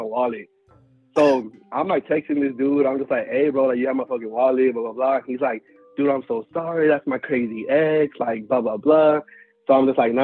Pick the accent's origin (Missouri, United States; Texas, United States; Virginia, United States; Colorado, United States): Texas, United States; Houston; I'm from Houston